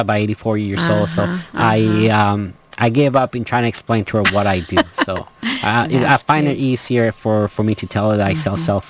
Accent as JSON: {"language": "English", "town": "Los Angeles", "region": "California", "country": "United States", "tie": "born or raised there", "said": "I grew up in Canoga Park."}